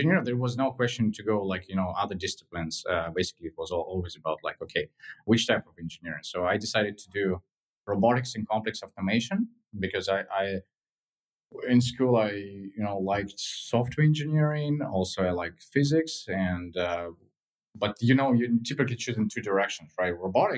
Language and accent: English; Moscow, Russia; in general, Moscow is beautiful. Like growing there is something like, you know, very different